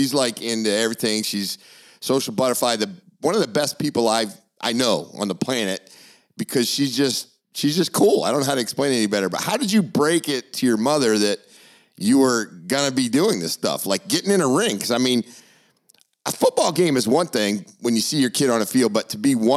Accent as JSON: {"language": "English", "region": "Maine", "country": "United States", "said": "I'm obviously from Maine."}